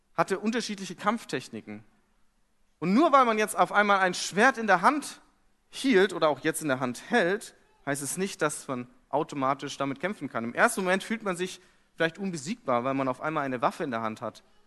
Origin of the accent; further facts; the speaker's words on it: Fürth, Bavaria, Germany; moved away as an adult; now in Hamburg, Germany; Und ich komme aus Fürth.